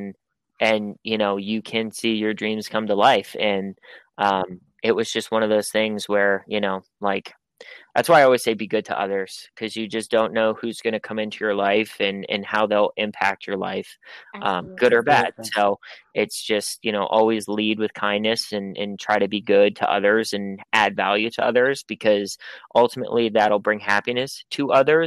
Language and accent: English; Pittsburgh, Pennsylvania, United States; I was born and raised in Pittsburgh